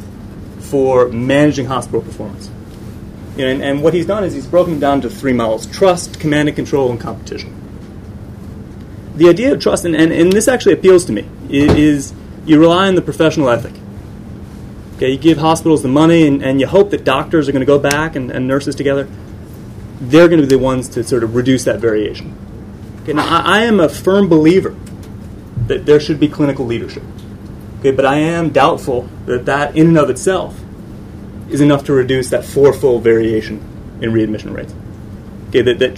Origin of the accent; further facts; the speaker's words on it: United States; now in London, United Kingdom; I'm an American economist living in London